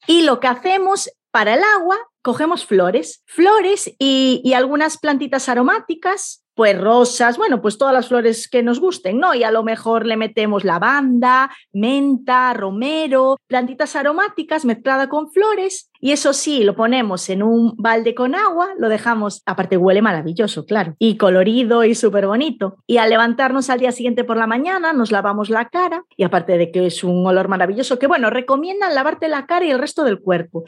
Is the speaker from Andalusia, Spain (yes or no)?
no; A Coruña, Galicia, Spain; Aquí en Coruña, de donde soy yo